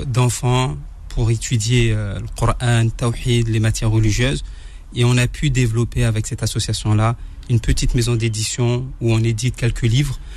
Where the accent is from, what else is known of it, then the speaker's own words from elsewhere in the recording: Le Port, Réunion; Après, je dis mosquée parce que euh, je viens de La Réunion.